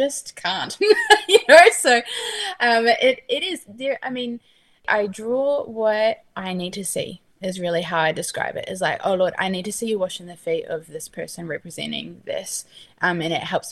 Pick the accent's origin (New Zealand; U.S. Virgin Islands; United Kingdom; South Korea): New Zealand; moved away as an adult; also born or lived in Australia; now in California, United States; So I grew up in New Zealand. I'm a Kiwi through and through.